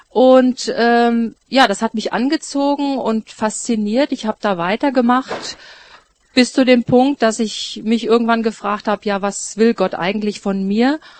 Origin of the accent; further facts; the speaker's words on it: Lünen, North Rhine-Westphalia, Germany; ich komme gebürtig äh, aus Lünen in Nordrhein-Westfalen.